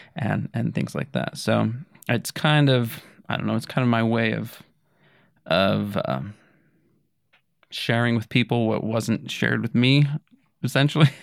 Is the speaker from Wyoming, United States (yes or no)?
yes; Rock Springs, Wyoming, United States; now in Kuna, Idaho, United States; Rock Springs, Wyoming.